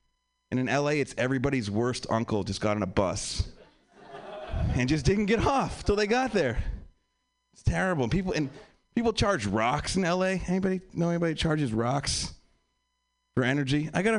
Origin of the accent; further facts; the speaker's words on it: Pennsylvania, United States; now in Los Angeles, United States; I'm from Pennsylvania. I live in LA now. I'm still getting used to the West Coast thing. I've been here for like 2 years.